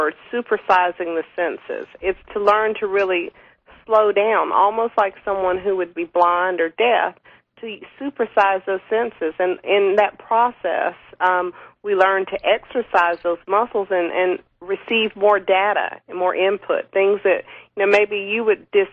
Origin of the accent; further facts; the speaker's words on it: the South, United States; growing up in the South where I live